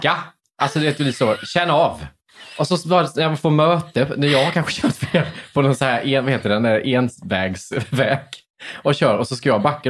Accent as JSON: {"language": "Swedish", "town": "Värnamo", "region": "Jönköping County", "country": "Sweden", "tie": "born or raised there", "said": "jag körde till McDonalds i min hemstad"}